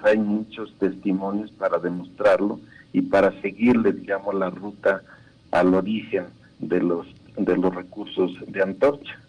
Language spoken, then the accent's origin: Spanish; Mexico; porque somos mexicanos